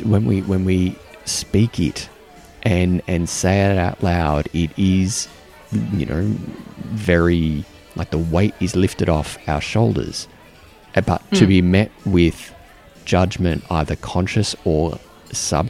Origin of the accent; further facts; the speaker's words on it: Australia; now in New Zealand; as an Australian